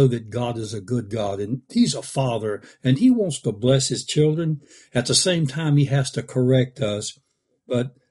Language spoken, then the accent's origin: English; the South, United States; I'm kind of from the South